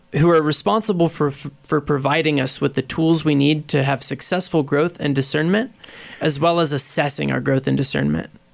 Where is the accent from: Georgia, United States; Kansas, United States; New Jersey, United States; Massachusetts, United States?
Kansas, United States; Beloit; I grew up in Beloit, uh, Kansas, and I did pre-K through twelve at the Catholic school there